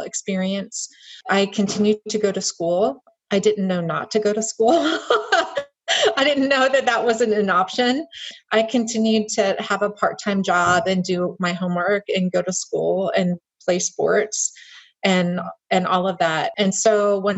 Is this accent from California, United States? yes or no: no; Miami, Florida, United States; moved away as an adult; also born or lived in Patrick County, Virginia; I was born and raised mostly in Miami, Florida